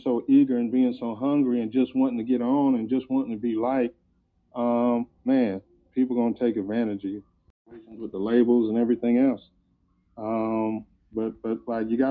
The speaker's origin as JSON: {"language": "English", "country": "United States", "also_born_or_lived": "Detroit, Michigan / Canton, Ohio / Tallahassee, Florida", "moved": "as an adult", "said": "I'm from Detroit and Ohio, between Detroit and Canton, Ohio"}